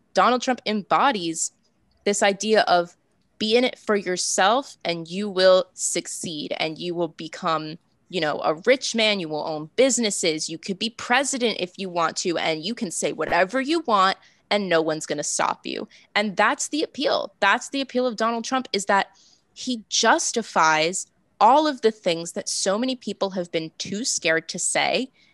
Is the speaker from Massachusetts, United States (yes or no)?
yes; Massachusetts, United States; I'm from Massachusetts. Um, I'm 20 minutes south of Boston